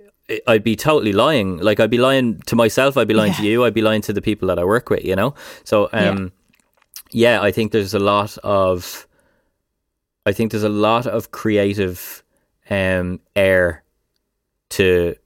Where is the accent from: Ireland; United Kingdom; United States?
Ireland; I think as Irish people, it's ingrained into our DNA.